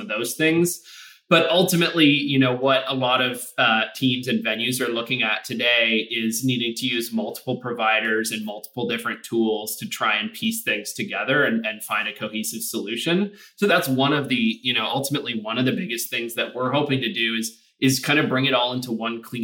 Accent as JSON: {"language": "English", "town": "Toronto", "region": "Ontario", "country": "Canada", "tie": "born or raised there", "moved": "yes", "said": "So I'm actually Canadian, originally born and raised in Toronto"}